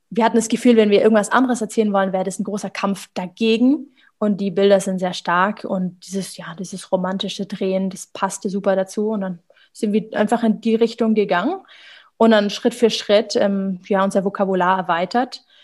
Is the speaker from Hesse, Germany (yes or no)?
no; Ulm, Baden-Württemberg, Germany; in Ulm, also ich komme aus dem Süden von Deutschland, das ist eine kleine Stadt